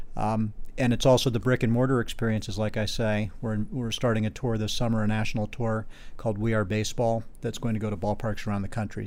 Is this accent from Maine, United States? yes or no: no; Boston, Massachusetts, United States; I grew up in Boston